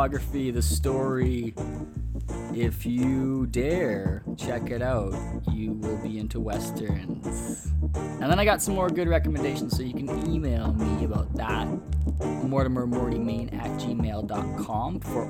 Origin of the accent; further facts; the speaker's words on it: Winnipeg, Manitoba, Canada; from Peg City, from my hometown, Winnipeg.